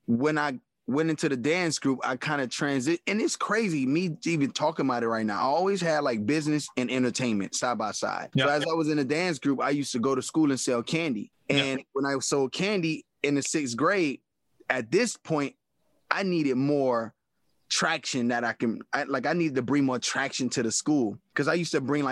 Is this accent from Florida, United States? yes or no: yes; Miami, Florida, United States; Born and raised in Miami